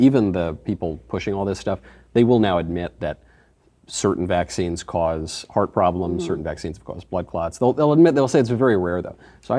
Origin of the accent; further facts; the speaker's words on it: New York, United States; New York.